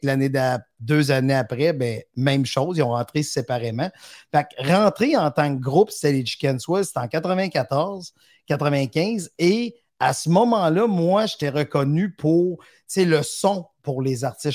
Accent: Victoriaville, Quebec, Canada; moved away as an adult; now in Montreal, Canada; quand je suis parti de Victoriaville

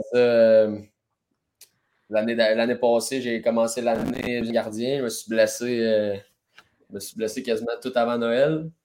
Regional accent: Rouyn-Noranda, Quebec, Canada; je viens de Rwanda

